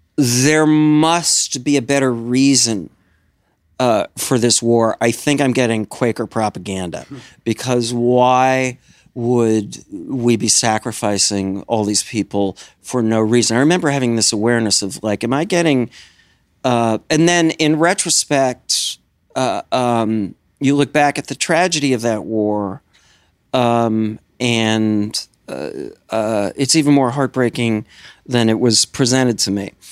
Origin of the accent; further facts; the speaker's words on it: Madison, Wisconsin, United States; moved away as an adult; also born or lived in Philadelphia, Pennsylvania; I was born in Madison. When I was about, uh, three years old, I moved, uh, outside of Philly and then back to Madison for high school